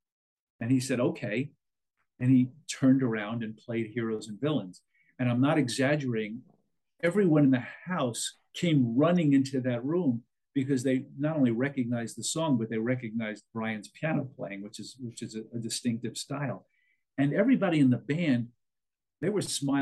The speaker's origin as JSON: {"language": "English", "region": "New York", "country": "United States", "tie": "born or raised there"}